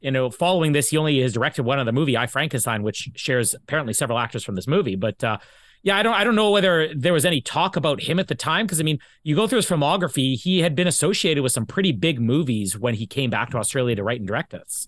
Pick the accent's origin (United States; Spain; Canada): Canada; here in Canada